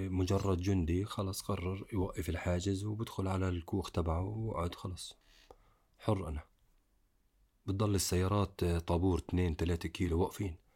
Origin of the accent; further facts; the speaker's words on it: Palestine; انا ما بحكي هيك لاني انا فلسطيني